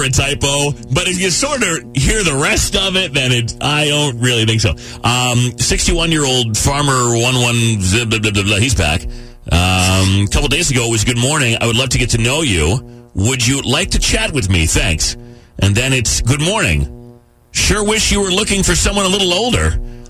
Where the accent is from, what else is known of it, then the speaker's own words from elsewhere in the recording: Gurnee, Illinois, United States; I'm 28 from the Gurnee area.